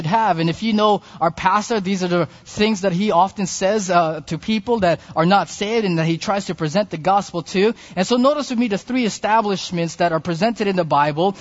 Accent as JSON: {"language": "English", "country": "Philippines", "said": "being a Filipino"}